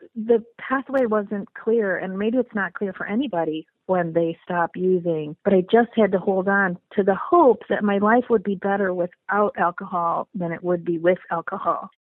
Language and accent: English; Midwest, United States; also born or lived in Napa Valley area, California; now in California, United States; I uh, was originally born and bred in the Midwest, so from hardy Midwestern stock